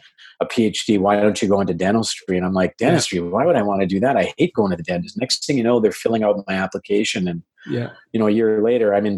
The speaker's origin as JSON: {"language": "English", "town": "Winnipeg", "region": "Manitoba", "country": "Canada", "tie": "born or raised there", "also_born_or_lived": "India", "said": "So I was born in India, but we moved when I was like 2 years old. So I've been living in Winnipeg for a very long time."}